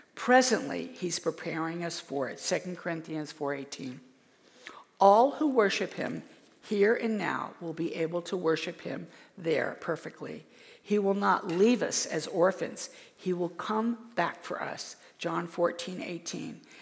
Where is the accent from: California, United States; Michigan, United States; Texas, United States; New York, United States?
New York, United States; moved away as an adult; also born or lived in Los Angeles; I grew up in New York